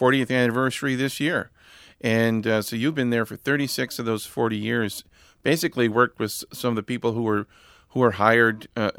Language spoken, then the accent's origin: English; Tupper Lake, New York, United States; I grew up in Tupper Lake just down the road.